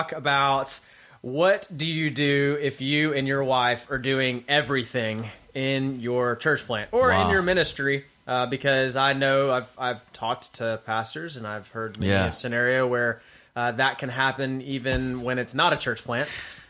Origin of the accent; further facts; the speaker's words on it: the South, United States; I have people tell me that they don't hear, that they don't even know I'm from the South sometimes when I'm talking because they can't even hear it come out.